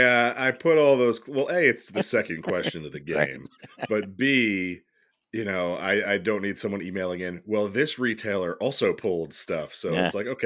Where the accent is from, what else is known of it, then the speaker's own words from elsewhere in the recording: New Jersey, United States; I'm from Jersey.